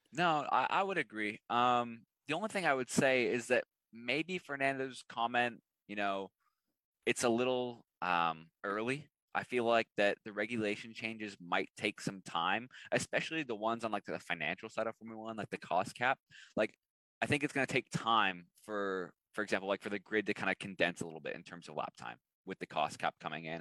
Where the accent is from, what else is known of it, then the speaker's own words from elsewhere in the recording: Canada; as a Canadian